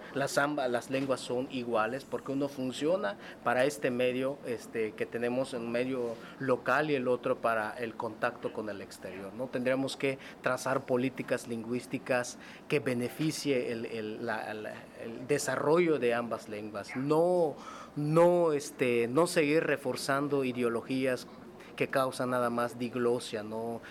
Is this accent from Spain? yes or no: no; Mexico